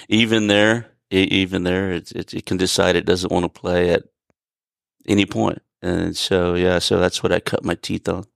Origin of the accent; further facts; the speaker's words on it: Gulf Coast, southeast Houston, Texas, United States; moved away as an adult; also born or lived in Northern California; now in Hico, United States; I was born and raised on the Gulf Coast, uh, down in Missouri County, southeast Houston